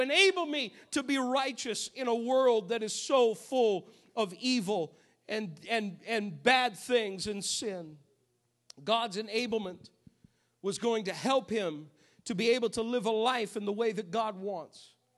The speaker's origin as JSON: {"language": "English", "region": "New England", "country": "United States", "tie": "born or raised there", "moved": "yes", "said": "I grew up in New England"}